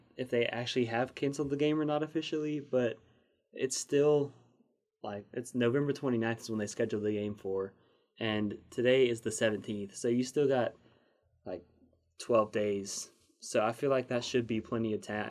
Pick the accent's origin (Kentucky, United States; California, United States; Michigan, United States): Kentucky, United States; Eastern; now in Arkansas, United States; I'm originally from Kentucky, so Eastern Kentucky